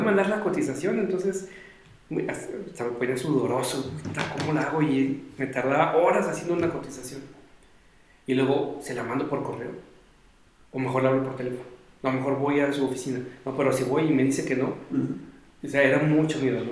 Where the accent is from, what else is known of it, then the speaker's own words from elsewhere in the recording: Mexico; como éramos foráneos y somos de México, no estamos en Inglaterra o en Canadá